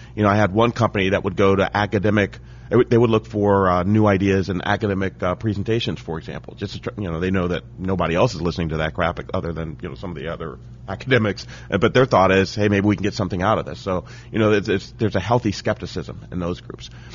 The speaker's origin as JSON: {"language": "English", "town": "Dayton", "region": "Ohio", "country": "United States", "tie": "born or raised there", "also_born_or_lived": "Cincinnati, Ohio", "said": "I grew up in Dayton, Ohio"}